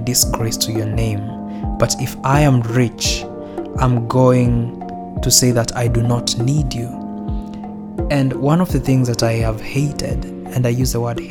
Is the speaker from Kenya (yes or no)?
yes; Kenya; I'm Kenyan, you and dad are Kenyan, we have never lived abroad